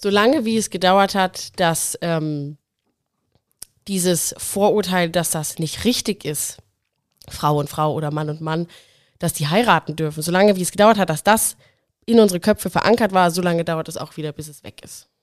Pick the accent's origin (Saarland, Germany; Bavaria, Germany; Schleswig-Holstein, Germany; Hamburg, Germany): Bavaria, Germany; Nuremberg area; moved away; wohne jetzt wieder in Nürnberg, komme auch hier aus der Gegend